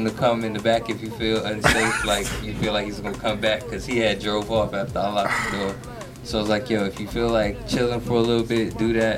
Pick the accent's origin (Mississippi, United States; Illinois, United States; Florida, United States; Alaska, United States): Florida, United States; I'm from Florida. I've been in Florida long enough